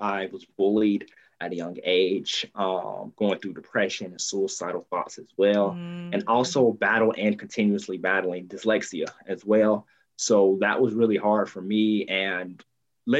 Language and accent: English; Columbus, Georgia, United States; also born or lived in Washington, D.C.; I'm born and raised in Columbus, Georgia. I'm still in the area right now